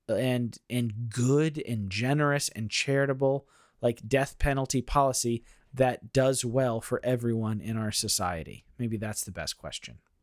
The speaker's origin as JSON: {"language": "English", "country": "United States", "said": "being an American"}